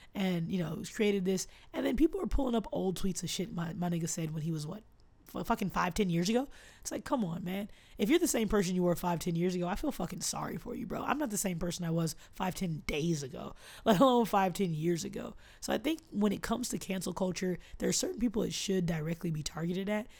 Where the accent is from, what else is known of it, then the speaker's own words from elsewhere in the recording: Austin, Texas, United States; my hometown